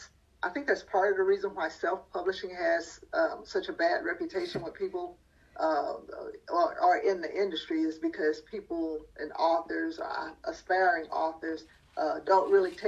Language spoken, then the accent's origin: English; Asheville, North Carolina, United States; when I grew up in the 60s and 70s in the, you know, in the South, I'm originally from Asheville, North Carolina